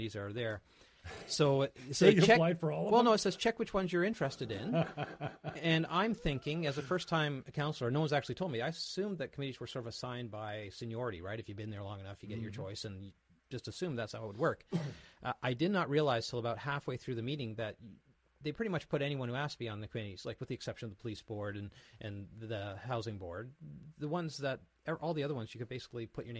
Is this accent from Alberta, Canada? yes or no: no; Grimsby, Ontario, Canada; I grew up in Grimsby. It's my hometown, so I'm a small-town boy